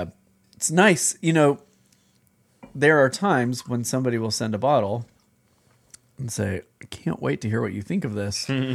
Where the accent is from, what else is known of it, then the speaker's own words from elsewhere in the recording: Minnesota, United States; I have appreciation for the lighter table beers, but I'm a Minnesotan, so hams is where it's at.